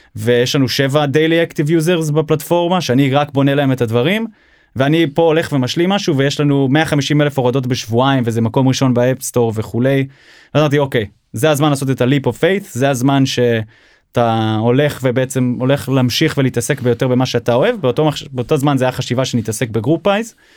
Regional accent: Seattle, Washington, United States; also born or lived in Israel; now in Tel Aviv, Israel; נולדתי בארץ, אבל גדלתי בארצות הברית, בגיל שבע, המשפחה שלי עברה לסיאטל, ארצות הברית

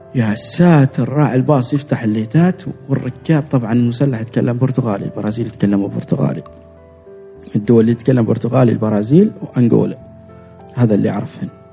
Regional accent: Oman; انا من عمان انا عماني انا عايش في عمان

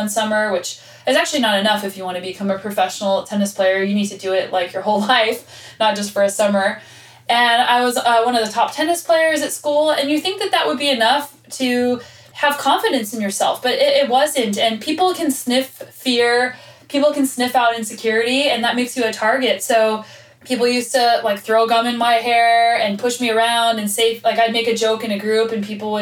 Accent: Albuquerque, New Mexico, United States; I was born and raised in Albuquerque, New Mexico.

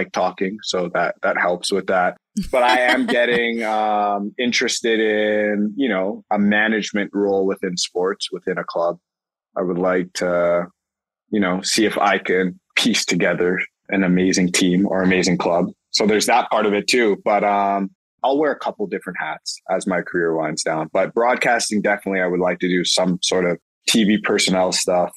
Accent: Toronto, Ontario, Canada; moved away as an adult; also born or lived in Louisville, Kentucky / Los Angeles; now in Toronto, Canada; Toronto, my hometown

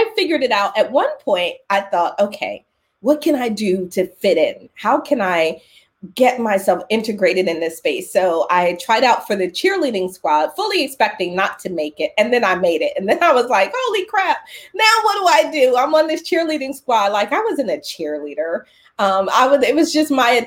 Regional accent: Philadelphia, Pennsylvania, United States; I was born in Philadelphia

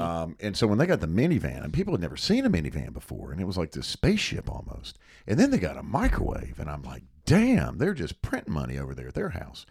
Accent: Hickory, North Carolina, United States; on the other side of our home, growing up in Hickory

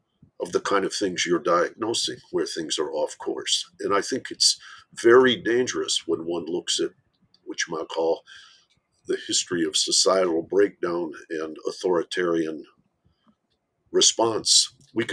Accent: Michigan, United States; I'm from Michigan.

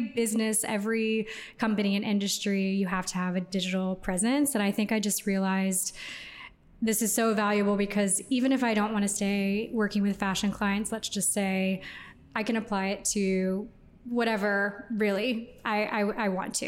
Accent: Houston, Texas, United States; moved away as an adult; also born or lived in New York; now in Los Angeles, United States; I'm from Houston. Okay. So I'm a Texan by heart, but I've been out of Houston for 11 years now.

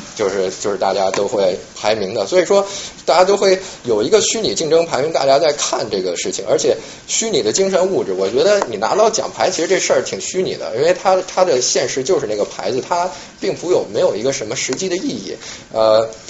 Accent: China; now in New York, United States; 作为一个中国人

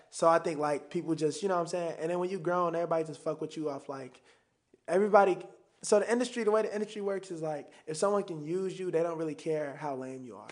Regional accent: Chicago, Illinois, United States; I still talk like I'm from Chicago. I still got the slang

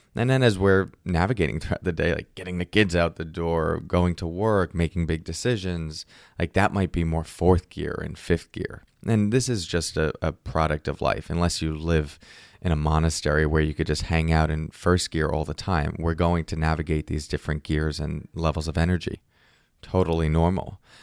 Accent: Northeast, United States; I grew up in the Northeast

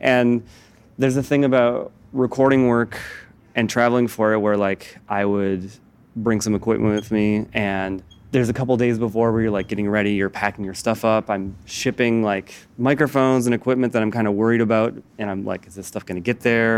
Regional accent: Midwest, United States; I'm from the Midwest, I tend towards being anxious

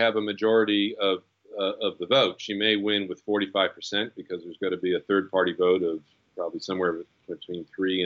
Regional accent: United States; I'm American

